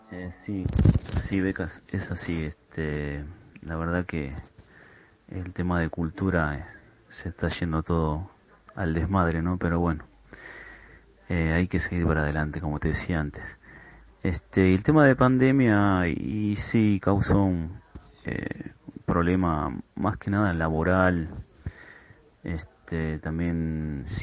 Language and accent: Spanish; Ezpeleta, Buenos Aires Province, Argentina; yo, por ejemplo, soy eh, de Espeleta, la zona de Quilmes.